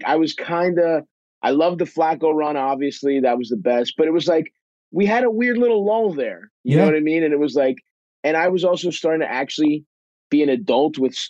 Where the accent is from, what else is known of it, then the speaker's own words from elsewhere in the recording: Baltimore, Maryland, United States; I grew up in Baltimore. I remember when we got the team.